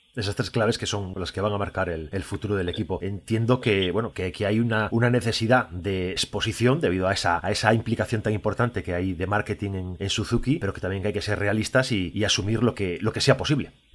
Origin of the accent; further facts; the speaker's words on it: Galicia, Spain; yo como gallego